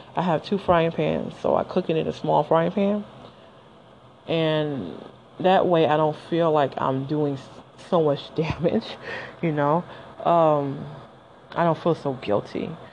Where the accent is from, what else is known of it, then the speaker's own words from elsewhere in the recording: Detroit, Michigan, United States; I'm from Detroit and you know, the coney dogs with the chili and the onions